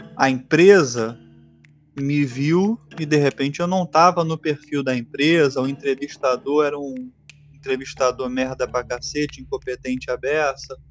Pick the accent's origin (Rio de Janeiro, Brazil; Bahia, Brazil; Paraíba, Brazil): Rio de Janeiro, Brazil; eu sou do Rio de Janeiro